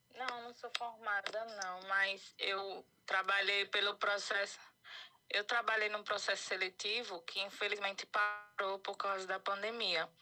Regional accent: Itabaiana, Sergipe, Brazil; Eu sou daqui de Itabaiana, Sergipe

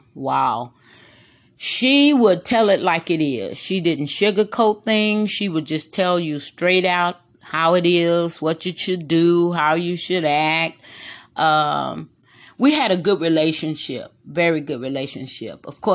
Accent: Corpus Christi, Texas, United States; Yes, I was born in Corpus Christi, Texas.

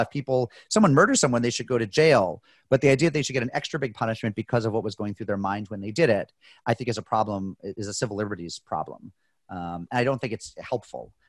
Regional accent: United States; I'm an American

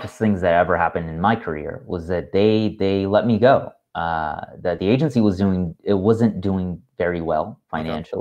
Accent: Panama; moved away as an adult; back to Panama, back to my hometown

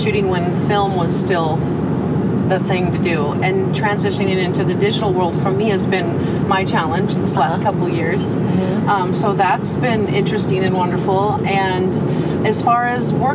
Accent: Oregon, United States; growing up in Oregon, which was a small town.

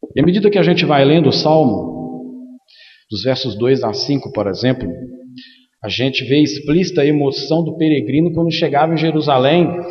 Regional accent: Timóteo, Minas Gerais, Brazil; Quando eu era pequeno, aqui em Timóteo mesmo

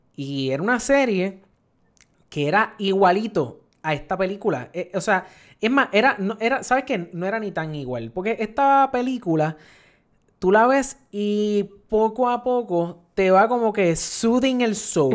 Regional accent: Puerto Rico; nosotros aquí en, en Puerto Rico

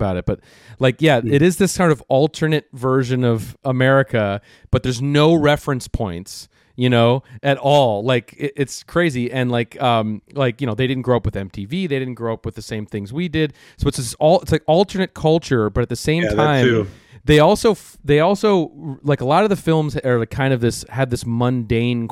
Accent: Minnesota, United States; I was growing up in Minnesota.

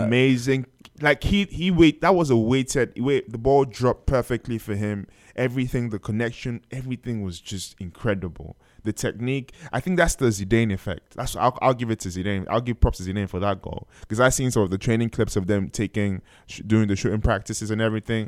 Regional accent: Nigeria; I am Nigerian

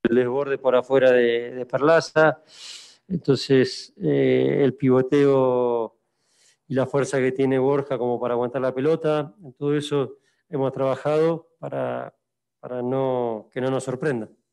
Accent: Argentina; moved away; nosotros como argentinos

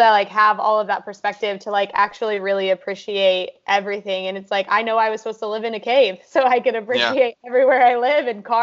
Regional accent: Kansas, United States; moved away as an adult; also born or lived in California; now in Austin, United States; growing up in Kansas

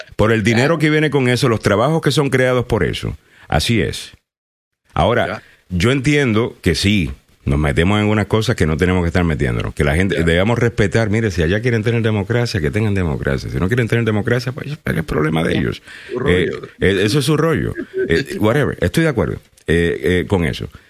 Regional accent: Puerto Rico; moved away; yo soy puertorriqueño y llevo mucho tiempo aquí

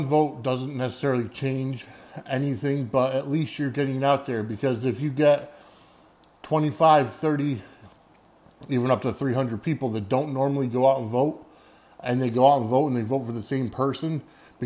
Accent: New Britain, Connecticut, United States; my hometown of New Britain, Connecticut

